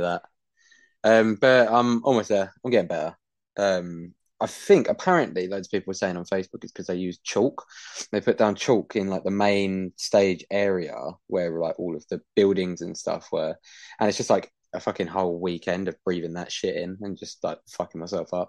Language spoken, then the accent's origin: English; United Kingdom; I'm a Brit